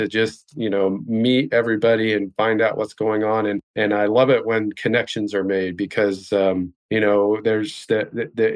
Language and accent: English; Indiana, United States; moved away as an adult; now in Florida, United States; I'm Midwest. I grew up in Indiana. Spent much of my life in different cities and towns in Indiana. So I'm a Hoosier